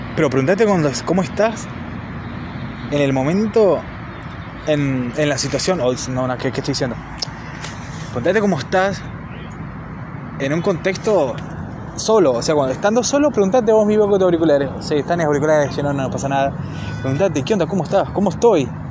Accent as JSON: {"language": "Spanish", "country": "Argentina", "said": "no soy de Buenos Aires, soy de provincia"}